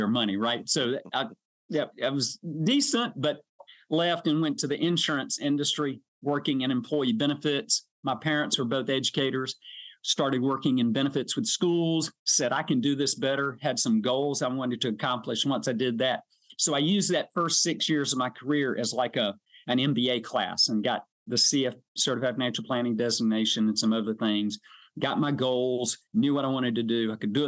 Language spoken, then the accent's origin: English; South Georgia, United States; also born or lived in Valdosta, Georgia; I'm a South Georgia guy. I was born in Hay Hire